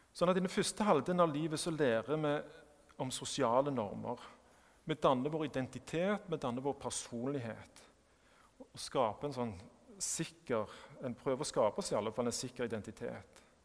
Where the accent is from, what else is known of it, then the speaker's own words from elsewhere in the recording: Sandnes, Rogaland, Norway; jeg kommer fra Sandnes eh, og ikke fra Stavanger. At jeg er norsk